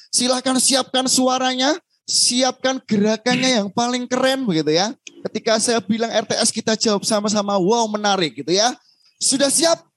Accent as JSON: {"language": "Indonesian", "town": "Semarang", "region": "Central Java", "country": "Indonesia", "said": "Baik Bapak Ibu perkenalkan saya … begitu ya. Ada saya dari Semarang yang nanti akan bantu Bapak Ibu gitu ya."}